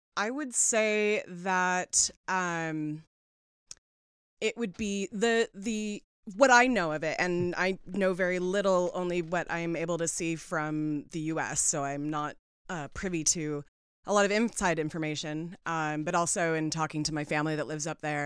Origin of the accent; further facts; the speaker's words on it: Seattle, Washington, United States; I was born and raised in Seattle